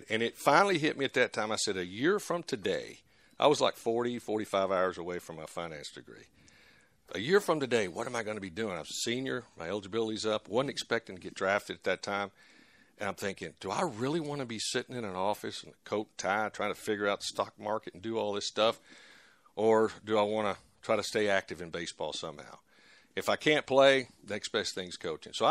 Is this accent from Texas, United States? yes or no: yes; Texas, United States; we were we're from Texas, and uh, we enjoyed our time over there absolutely.